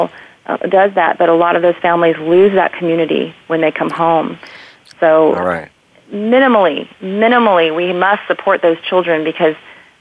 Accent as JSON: {"language": "English", "area": "near Camp Pendleton", "region": "Southern California", "country": "United States", "tie": "born or raised there", "said": "I grew up near Camp Pendleton"}